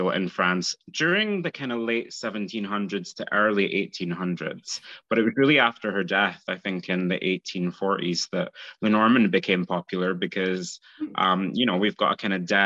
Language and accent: English; Scotland, United Kingdom; I murder the word because I'm Scottish